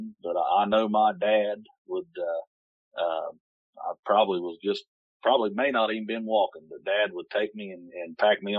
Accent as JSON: {"language": "English", "town": "Buena Vista", "region": "Ohio", "country": "United States", "tie": "born or raised there", "said": "Grew up in a little town called Buena Vista along the Ohio River"}